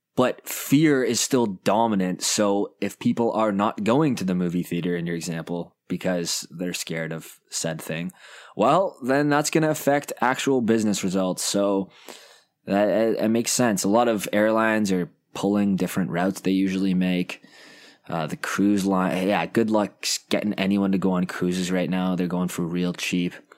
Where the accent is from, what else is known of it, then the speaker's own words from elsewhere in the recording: Canada; I'm a Canadian